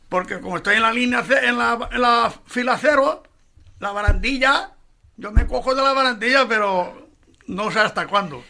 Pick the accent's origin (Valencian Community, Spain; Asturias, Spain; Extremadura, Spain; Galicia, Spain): Valencian Community, Spain; Valencia; cuando yo estaba en un asilo de, la infancia, o sea, en un asilo que se llamaba el asilo de la protectora del niño Jesús, en Guillén de Castro 32.